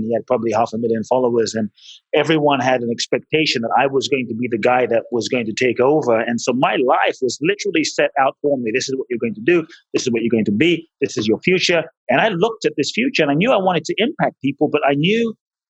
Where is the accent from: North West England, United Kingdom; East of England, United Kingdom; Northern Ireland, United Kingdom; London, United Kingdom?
London, United Kingdom; moved away as an adult; also born or lived in Ghana; now in Los Angeles, United States; Father's from Ghana, mother's Japanese, grew up in London